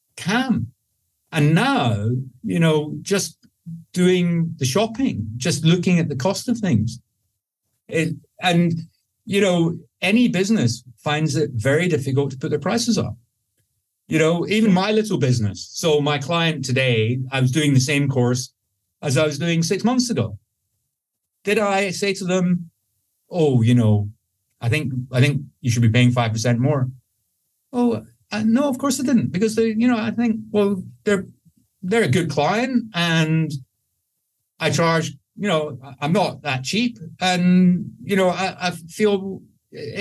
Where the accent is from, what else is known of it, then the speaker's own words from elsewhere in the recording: Scotland, United Kingdom; I'm Scottish